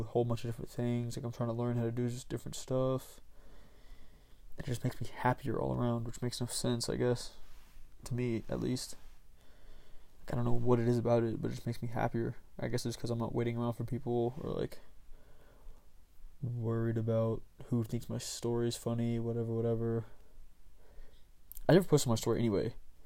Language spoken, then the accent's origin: English; Marietta, Georgia, United States; I'm from Marietta, Georgia.